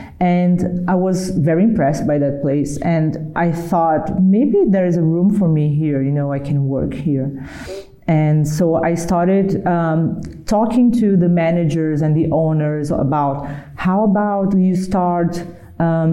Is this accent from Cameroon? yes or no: no; Brazil; I'm from Brazil, so Brazil is, you know, we are surrounded by nature.